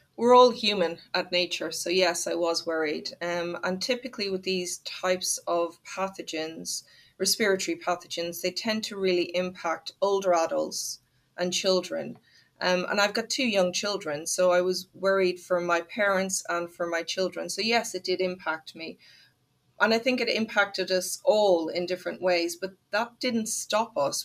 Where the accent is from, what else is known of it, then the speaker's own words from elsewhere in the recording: Ireland; I'm Irish